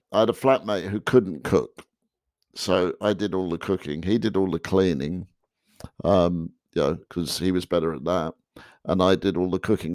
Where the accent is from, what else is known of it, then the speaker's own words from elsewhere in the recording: England, United Kingdom; moved away as an adult; now in United States; I, I, was unaware of that growing up in England